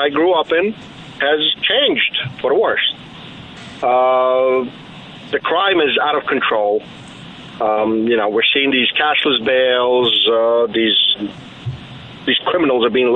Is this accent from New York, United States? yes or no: yes; New York City, New York, United States; also born or lived in Ukraine; Been living in Brooklyn my entire life